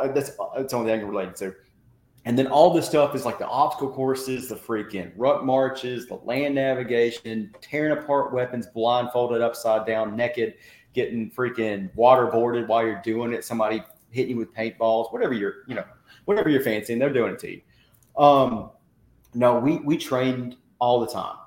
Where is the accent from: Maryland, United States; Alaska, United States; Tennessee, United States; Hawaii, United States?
Tennessee, United States; Tennessee–Georgia state line, United States; I grew up um, on the state line of Tennessee and Georgia